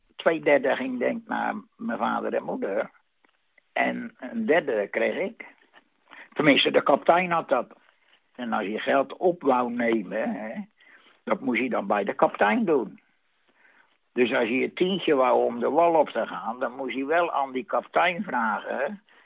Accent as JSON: {"language": "Dutch", "town": "Vlaardingen", "region": "South Holland", "country": "Netherlands", "said": "ik kom uit Vlaardingen, dat is officieel"}